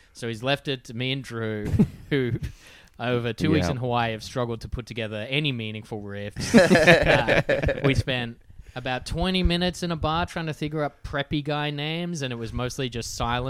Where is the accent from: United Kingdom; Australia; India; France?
Australia; born or raised there